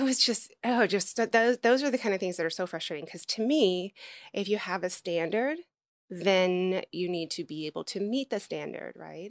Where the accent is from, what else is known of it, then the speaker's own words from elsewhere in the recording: Memphis, Tennessee, United States; moved away; I'm from Memphis originally, Mm, Tennessee